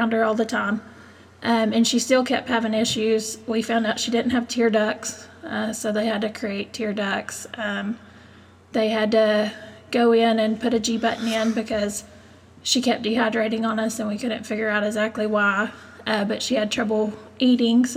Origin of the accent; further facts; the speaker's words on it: Hico, Texas, United States; also born or lived in Stephenville, Texas; I grew up in Hyco, lived there all my life